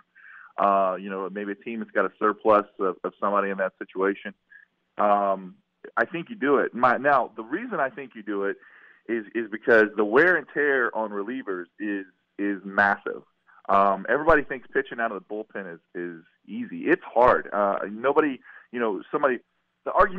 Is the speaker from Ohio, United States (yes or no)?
no; West Virginia, United States; now in Florida, United States; I'm from West Virginia.